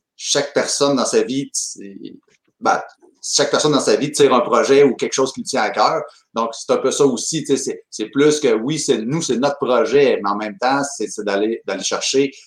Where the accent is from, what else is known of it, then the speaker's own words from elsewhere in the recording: Chaudière-Appalaches, Quebec, Canada; on est de la Nodière